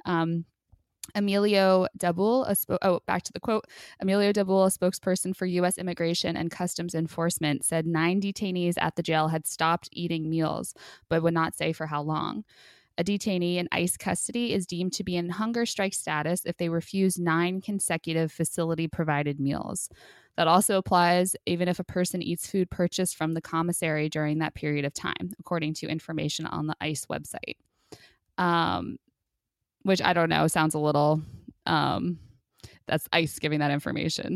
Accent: New Jersey, United States; in New Jersey, which is, uh, I mean, you know, my hometown's Repu-, like, there's a lot of Trump lovers there

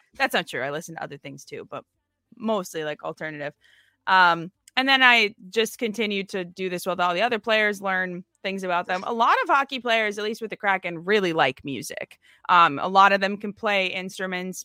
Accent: Minnesota, United States; now in Seattle, United States; I'm from Minnesota

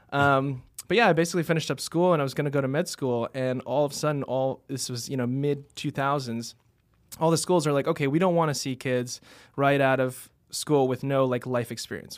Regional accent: New York City, New York, United States; also born or lived in Finger Lakes, New York; I grew up in Queens, ended up going to school in Manhattan

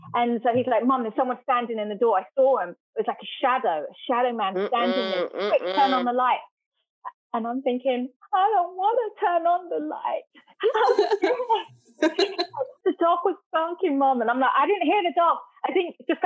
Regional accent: England, United Kingdom; moved away; I was born in England and grew up in an old Victorian house

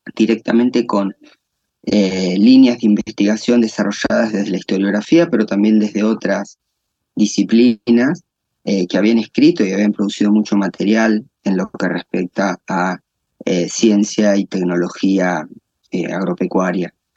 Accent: La Pampa, Argentina; also born or lived in Santa Rosa, La Pampa; yo soy eh, eh, argentino, nacido en Argentina, en una provincia del interior del país, eh, que es la provincia de La Pampa. Y mm, desde mi, desde mi infancia estoy eh, vinculado con, con el agro

